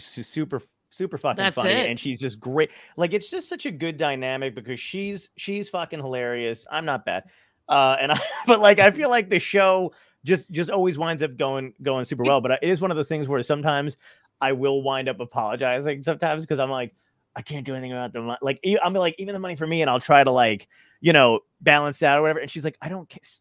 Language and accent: English; Toms River, New Jersey, United States; there was a Knuckleheads in my hometown that I used to MC at when I first started doing stand up in Tom's River, New Jersey.